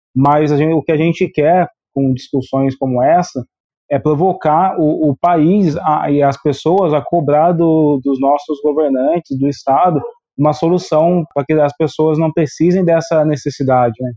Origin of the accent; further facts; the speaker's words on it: interior of São Paulo, Brazil; eu sou aqui do interior de São Paulo